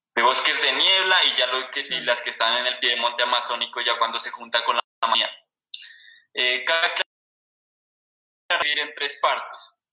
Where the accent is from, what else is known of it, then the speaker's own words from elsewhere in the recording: Sibundoy Valley, Putumayo, Colombia; soy oriundo de aquí del Valle de Sibundoy, que es como la parte andina del, departamento del Putumayo.